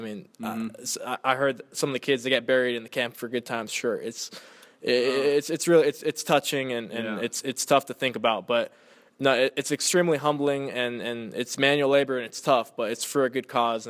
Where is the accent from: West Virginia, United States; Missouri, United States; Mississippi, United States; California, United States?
California, United States; You know, I was born and raised in the Inland Empire. It's just – this is normal.